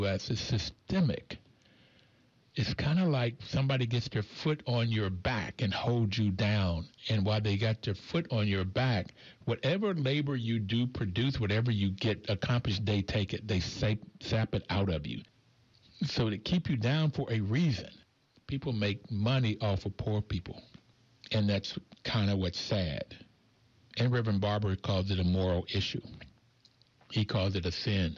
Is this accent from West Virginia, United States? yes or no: yes; Bluefield, West Virginia, United States; growing up in Bluefield, West Virginia, I really got early on because the mountaintop that we grew up on Ridge Street, we were black and white